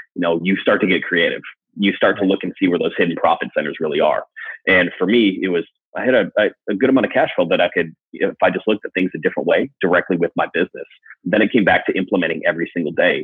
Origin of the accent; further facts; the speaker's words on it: Wisconsin, United States; I grew up in Wisconsin